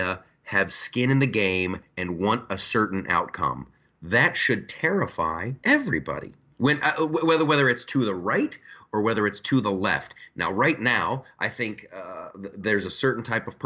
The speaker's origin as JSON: {"language": "English", "country": "United States", "said": "I'm an American."}